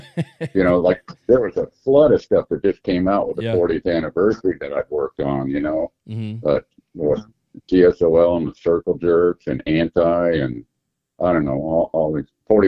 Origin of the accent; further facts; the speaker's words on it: Pomona, California, United States; born there; born in Pomona.